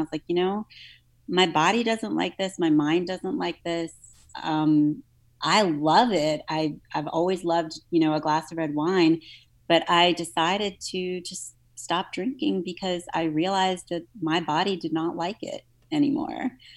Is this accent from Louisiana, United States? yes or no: yes; New Orleans, Louisiana, United States; I grew up in New Orleans